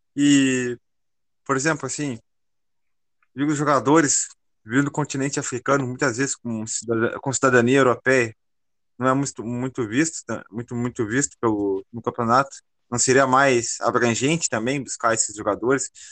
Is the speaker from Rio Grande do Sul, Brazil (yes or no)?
yes; Pedro Osório area, Rio Grande do Sul, Brazil; nós também somos aqui do Rio Grande do Sul, de Pierre Machado, entre Bagé e Pelotas.